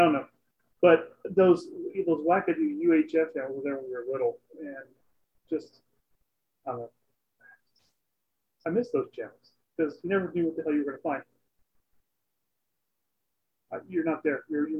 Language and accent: English; Lake Charles, Louisiana, United States; growing up in Lake Charles